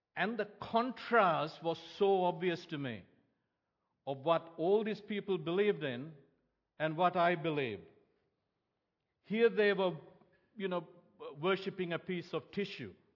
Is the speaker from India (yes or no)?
no; Sri Lanka; moved away; growing up in Sri Lanka